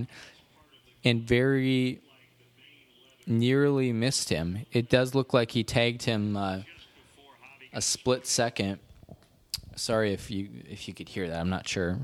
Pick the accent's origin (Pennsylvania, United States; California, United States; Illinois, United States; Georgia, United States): Illinois, United States; Cherry Valley; moved away; I went to my hometown this morning, Cherry Valley, Illinois